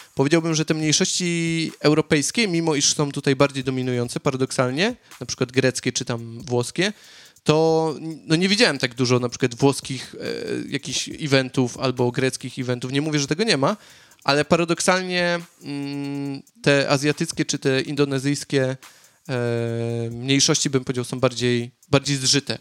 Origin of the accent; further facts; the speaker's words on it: Katowice, Silesian Voivodeship, Poland; moved away as an adult; now in Sydney, Australia; ja jestem z, Katowi z Katowic